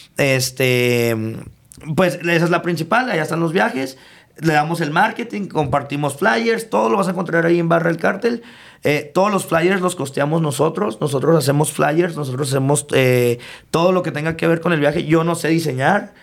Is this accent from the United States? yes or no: yes; El Paso, Texas, United States; also born or lived in Ciudad Juárez, Mexico; me vuelvo a ir a, a, El Paso ya como a los ocho años y pues prácticamente hasta que regreso de la universidad